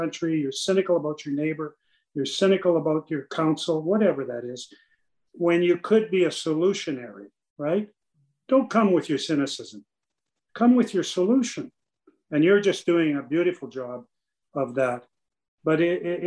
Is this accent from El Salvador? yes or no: no; Canada; as a Canadian